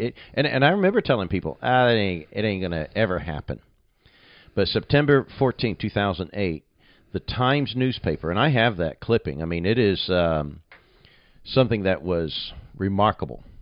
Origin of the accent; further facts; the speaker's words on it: Nuneaton, West Midlands, United Kingdom; moved away as an adult; My hometown's not a really huge town, Nuneaton